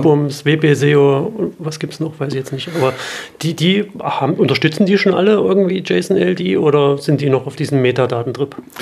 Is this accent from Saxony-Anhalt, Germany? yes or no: yes; Halle, Saxony-Anhalt, Germany; in Halle Saale, meiner Heimatstadt